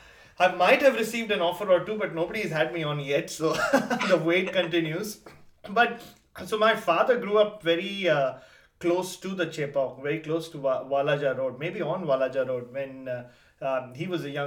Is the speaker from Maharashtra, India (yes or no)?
yes; Mumbai, Maharashtra, India; moved away; also born or lived in Chennai; I am Tamil, but I was born and brought up in Bombay. I think I speak Tamil